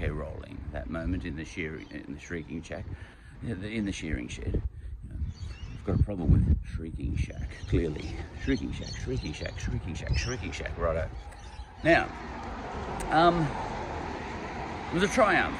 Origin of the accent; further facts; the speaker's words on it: Australia; I'm an Australian